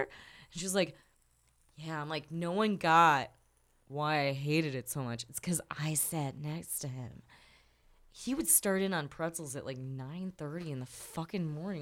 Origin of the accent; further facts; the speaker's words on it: Chicago, Illinois, United States; I'm North West Side